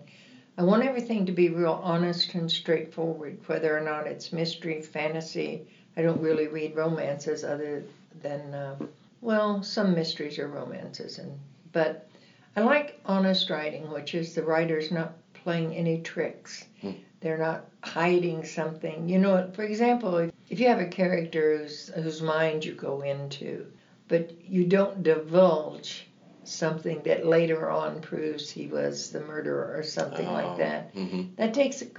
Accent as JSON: {"language": "English", "region": "Southeast Missouri", "country": "United States", "said": "I'm from Southeast Missouri"}